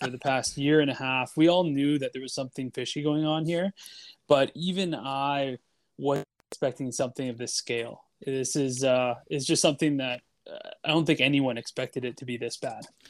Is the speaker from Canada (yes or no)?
yes; Canada; I'm just a Canadian Bitcoiner.